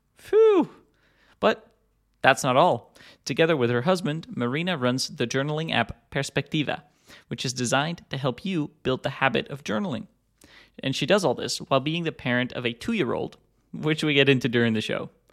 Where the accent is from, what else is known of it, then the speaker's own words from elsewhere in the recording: Netherlands; I'm from the Netherlands, I'm Dutch